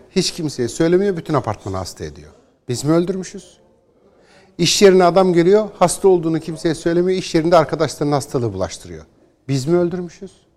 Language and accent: Turkish; Istanbul, Turkey; Ben doğma ve Eyüpliyim.